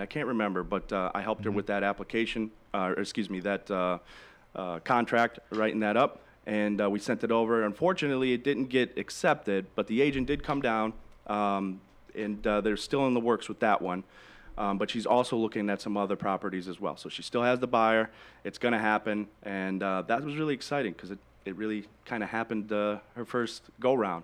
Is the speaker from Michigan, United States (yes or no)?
yes; Michigan, United States; now in Naples, United States; I'm I'm originally from Michigan too